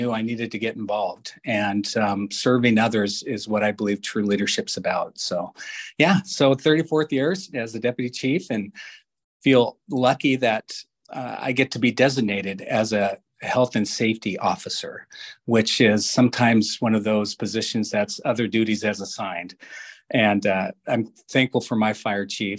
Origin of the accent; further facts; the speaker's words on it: Renton, Washington, United States; growing up in Renton